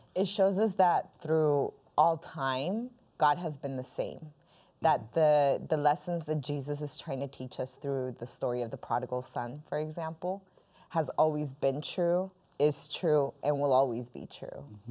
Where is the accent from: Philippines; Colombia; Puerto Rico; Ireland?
Colombia; now in United States; I am originally Colombian